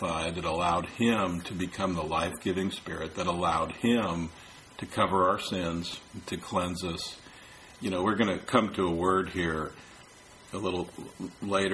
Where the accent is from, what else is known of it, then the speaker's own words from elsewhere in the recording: San Francisco, California, United States; I'm from San Francisco. I have a right to call myself a San Franciscan because I was born there